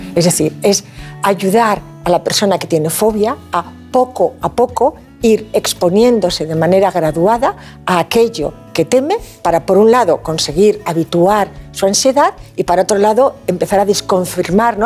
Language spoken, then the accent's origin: Spanish; Asturias, Spain; now in Valencia, Spain; Soy asturiana de corazón, valenciana de adopción